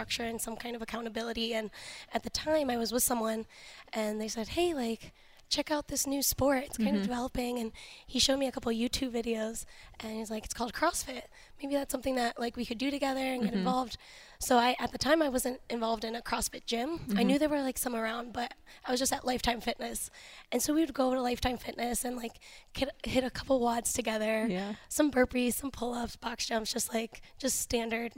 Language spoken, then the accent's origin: English; Cleveland, Ohio, United States; also born or lived in Youngstown, Ohio / Boardman, Ohio; I grew up, well, I'm born here in Cleveland. I ended up moving out to Youngstown. I lived in Boardman for a couple years. And then moved back here.